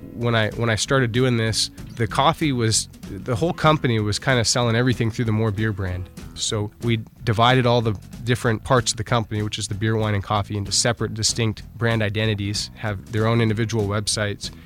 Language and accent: English; United States; I'm from the United States